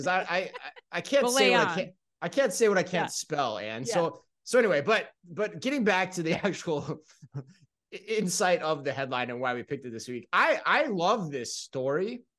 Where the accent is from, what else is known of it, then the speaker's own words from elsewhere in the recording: Tempe, Arizona, United States; it's right next to Tempe too, where my hometown is, where I hail from, where I'm planning to be over the holidays